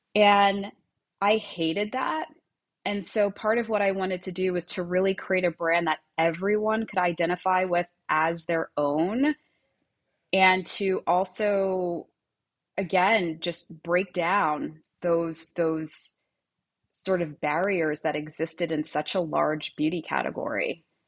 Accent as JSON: {"language": "English", "area": "Long Island", "region": "New York", "country": "United States", "tie": "born or raised there", "moved": "as an adult", "lives_now": "Miami Beach, United States", "said": "I grew up in Long Island"}